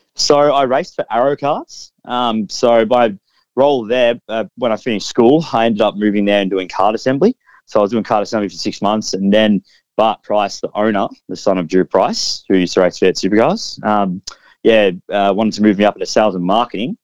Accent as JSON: {"language": "English", "town": "Melbourne", "region": "Victoria", "country": "Australia", "said": "I'm from Melbourne, so I got to test at Winton"}